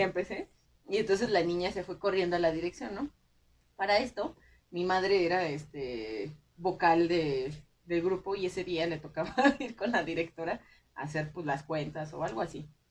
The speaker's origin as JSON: {"language": "Spanish", "town": "Pedro Escobedo", "region": "Querétaro", "country": "Mexico", "tie": "born or raised there", "said": "mi pueblo se supone que es del, o sea, está la feria del grano y la cantera"}